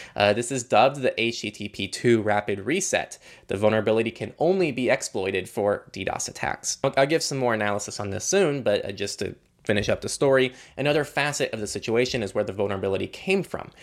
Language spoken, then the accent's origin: English; California, United States; as a Californian